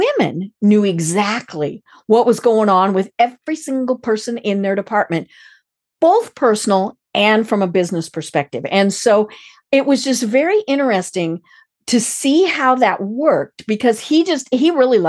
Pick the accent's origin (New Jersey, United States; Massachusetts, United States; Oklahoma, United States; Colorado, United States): Colorado, United States; moved away; I am from Colorado